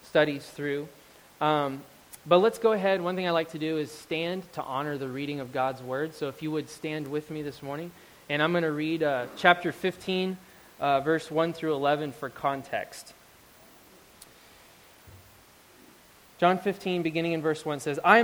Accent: Euless, Texas, United States; moved away as an adult; now in Oregon, United States; I grew up in Euless, Texas

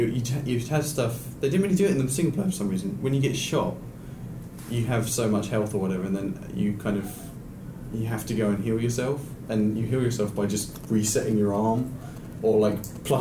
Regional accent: Enfield, London, United Kingdom; I come from Enfield.

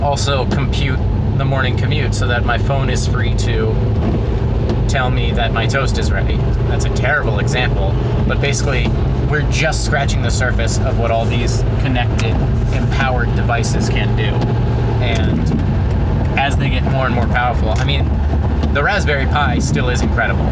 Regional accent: Hershey, Pennsylvania, United States; my hometown

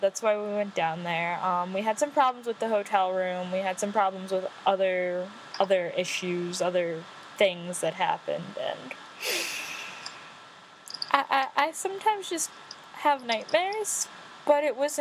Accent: United States; We're American

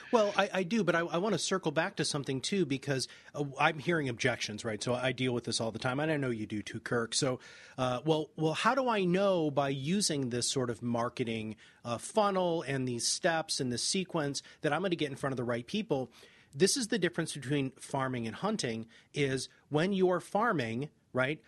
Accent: Michigan, United States; I'm from Michigan

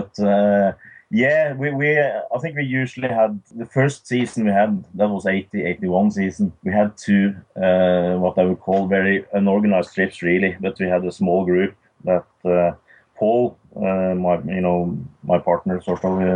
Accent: Norway; we are six guys from Norway

